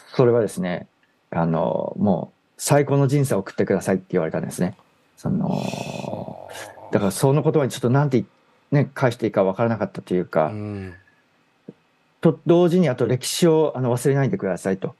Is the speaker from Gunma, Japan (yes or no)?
yes; Gunma, Japan; 私地元群馬なんですけども